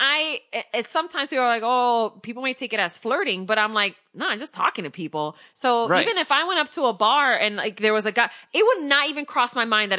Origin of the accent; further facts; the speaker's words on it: East Coast, United States; moved away; I was from the East Coast